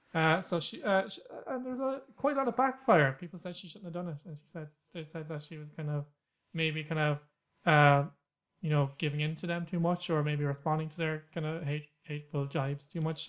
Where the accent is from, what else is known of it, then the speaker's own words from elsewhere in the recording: Ireland; I'm from Ireland